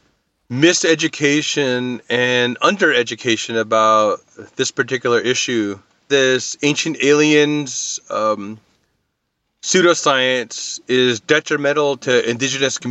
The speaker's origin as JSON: {"language": "English", "region": "northern Arizona", "country": "United States", "said": "I'm from the Navajo Nation in northern Arizona"}